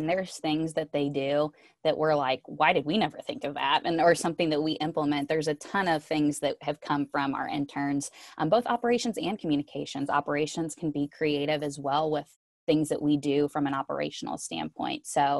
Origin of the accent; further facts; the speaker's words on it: Missouri, United States; now in Atlanta, United States; I joked that when I moved to Atlanta from Missouri, I obviously had to pack up a U-Haul with all of my stuff